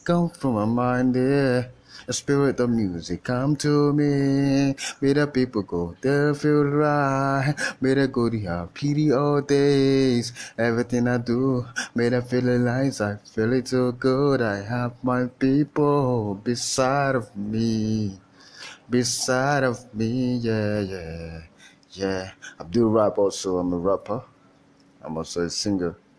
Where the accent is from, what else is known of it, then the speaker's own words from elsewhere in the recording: Nigeria; I'm Nigerian. I came from. I'm, I'm from Nigeria.